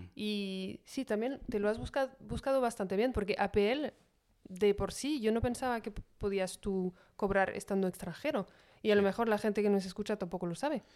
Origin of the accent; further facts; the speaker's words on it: France; siendo francesa